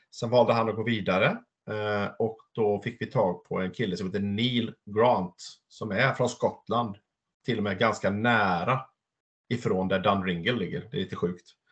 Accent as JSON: {"language": "Swedish", "town": "Larv", "region": "Västra Götaland", "country": "Sweden", "tie": "born or raised there", "said": "min födelseort Larv utanför Vara"}